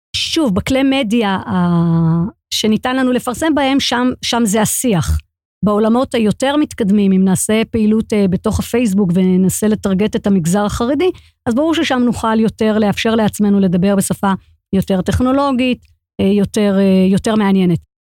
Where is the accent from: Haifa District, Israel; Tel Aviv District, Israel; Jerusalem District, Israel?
Jerusalem District, Israel; Jerusalem; born or raised there